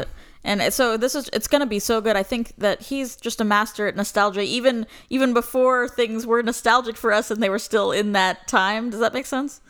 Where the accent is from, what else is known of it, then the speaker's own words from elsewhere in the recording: Florida, United States; I'm from Florida